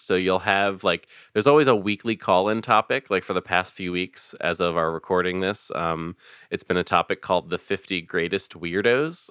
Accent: Philadelphia, Pennsylvania, United States; I'm originally from Philadelphia, uh, born and raised

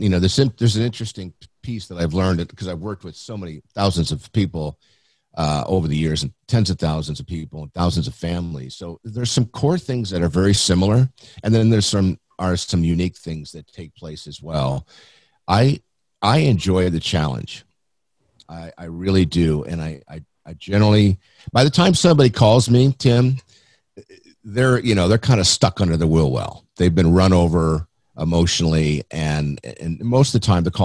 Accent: San Diego, California, United States; I grew up in Mount Helix in San Diego. Been here my whole life, actually. I'm a native

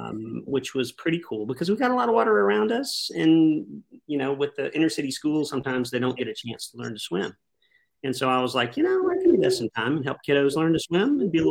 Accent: Asheville, North Carolina, United States; also born or lived in Charleston, South Carolina; So I grew up in Asheville, North Carolina, the mountains of Western North Carolina. And I also have property still there and in Charleston, South Carolina.

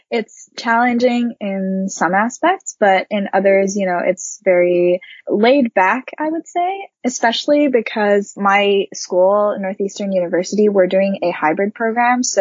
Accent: Japan; English is a second language; now in Boston, United States; So I'm originally from Japan. I'm Japanese, but I've lived in several different countries growing up because of my dad's job.

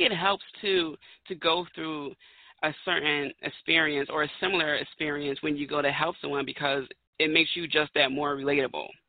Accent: Philadelphia, Pennsylvania, United States; I'm from Philadelphia, Pennsylvania, home of the Eagles

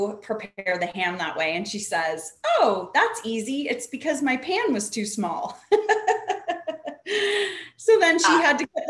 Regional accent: Canada; now in California, United States; I grew up the opposite way in Canada, at least where we were from, everybody worked.

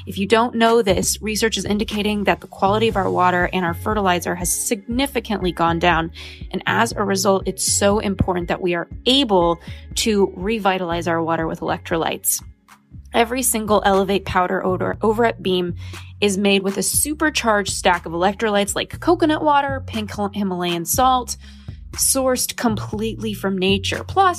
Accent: Los Angeles, California, United States; And for me, kind of growing up in Los Angeles and influencer land with so many people who are focused on wellness

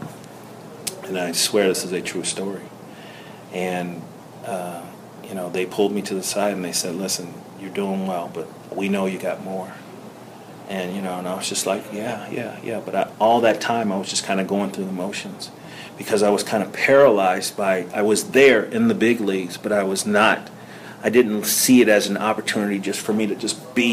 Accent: Cincinnati, Ohio, United States; I'm from Cincinnati. I was born and raised in Cincinnati.

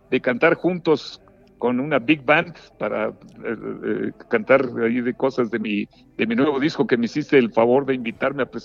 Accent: Mexico; nuestro México

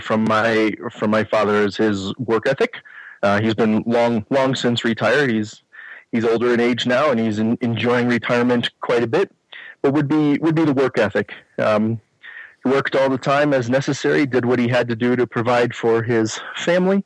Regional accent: Chicago, Illinois, United States; moved away as an adult; now in Colorado, United States; Born and raised in Chicago suburbs. Lived there until mid-40s when we decided it was time to move to Colorado.

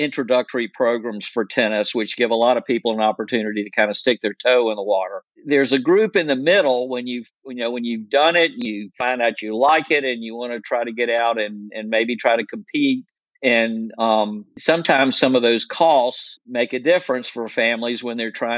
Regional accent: Raleigh, North Carolina, United States; I grew up in Raleigh

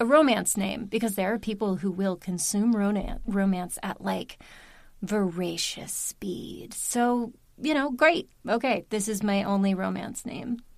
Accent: Baltimore, Maryland, United States; moved away as an adult; also born or lived in Union City, New Jersey; now in New Jersey, United States; I live here. I am from Maryland

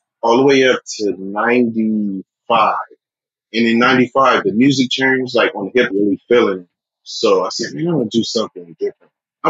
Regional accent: Columbus, Ohio, United States; also born or lived in Virginia; Yeah, I was born in Virginia. I grew up in Columbus, Ohio.

